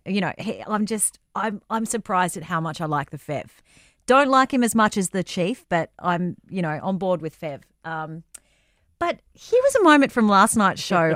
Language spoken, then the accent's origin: English; Coffs Harbour, New South Wales, Australia; grew up in Coffs Harbour, my hometown.